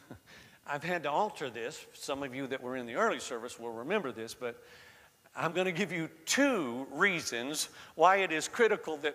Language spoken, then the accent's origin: English; the South, United States; I was raised in the South and, you know, I, I spoke like Southerners spoke, speak, and uh, I've lost most of that accent now.